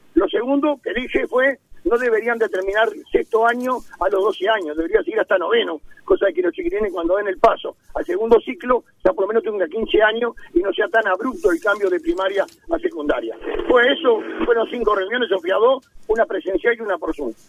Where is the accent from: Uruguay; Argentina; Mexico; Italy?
Uruguay; me siento muy orgulloso como uruguayo